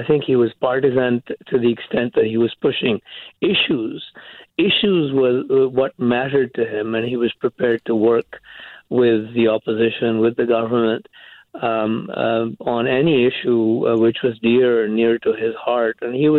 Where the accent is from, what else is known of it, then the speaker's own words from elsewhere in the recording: India; moved away as an adult; also born or lived in England; He came from Scotland. I came from India via England around the same time.